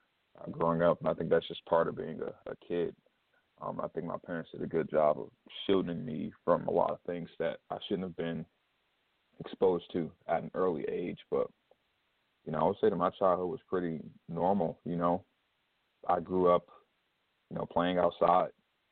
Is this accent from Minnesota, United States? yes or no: no; Detroit, Michigan, United States; So I grew up in Detroit, Michigan, primarily the west side of Detroit. I did move a lot, but it was pretty much always on the west side.